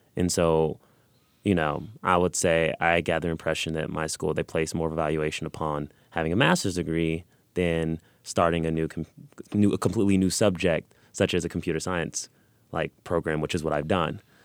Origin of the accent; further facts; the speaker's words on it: Los Angeles, California, United States; now in Missouri, United States; I'm originally from California, Los Angeles